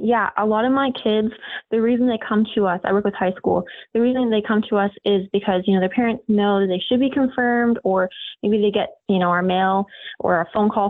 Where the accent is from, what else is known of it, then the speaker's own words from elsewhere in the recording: Northeast, United States; now in Sugar Land, United States; I was born and raised up in the Northeast, and we didn't grow up actually with any faith, which is now often not very common in America. And we didn't go to church.